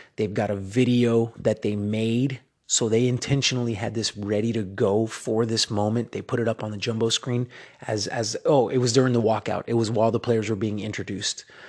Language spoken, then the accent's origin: English; Miami, Florida, United States; I'm from Miami